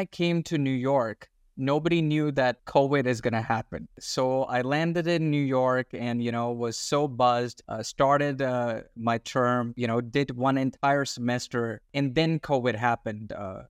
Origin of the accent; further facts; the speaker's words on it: Australia; also born or lived in India; So I'm an Indian born Australian. So I was born in India and then at a young age, I moved to Australia.